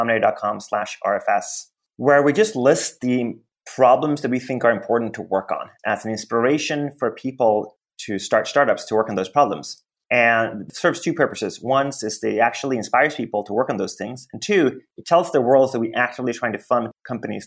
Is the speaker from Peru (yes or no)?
no; Sweden; now in United States; I came to the US a long time ago. I grew up in Sweden